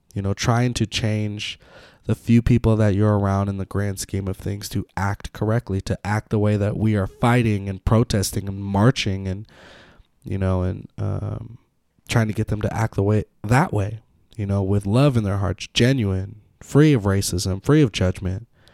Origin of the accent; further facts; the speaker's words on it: Petaluma, California, United States; I grew up in Petaluma